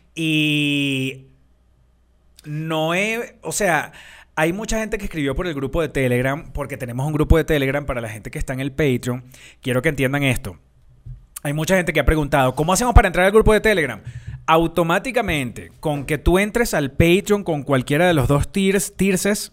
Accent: Venezuela; yo soy venezolana

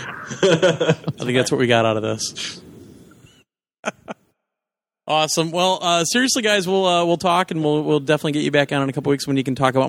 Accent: Wisconsin, United States; I'm from Wisconsin

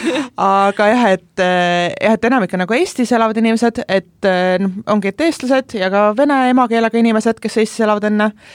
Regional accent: Pärnu County, Estonia; now in Tallinn, Estonia; ma ise olen üldse Pärnumaalt pärit

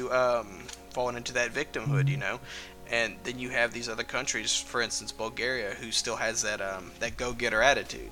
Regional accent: East Texas, United States; I'm from East Texas by the Gulf of Mexico in the United States

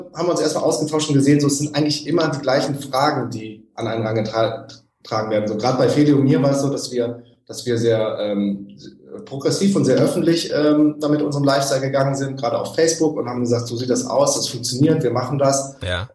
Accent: Germany; als Deutsche

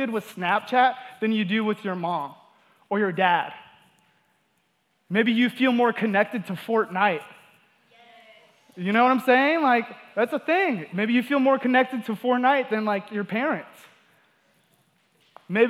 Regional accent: Georgia, United States; also born or lived in Wyoming; we moved from Wyoming down to Georgia, and my parents, you know, they got divorced, and I kind of grew up in a home without a father's presence.

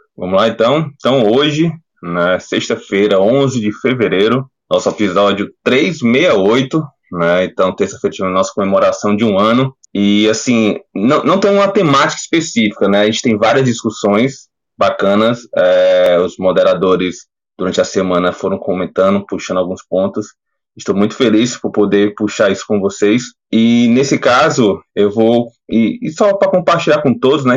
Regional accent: Fortaleza, Ceará, Brazil; sou de Fortaleza

